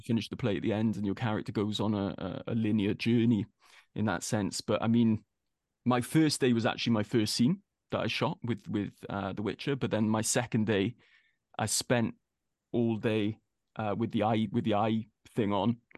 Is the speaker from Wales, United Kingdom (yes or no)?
yes; Wales, United Kingdom; being a Welshman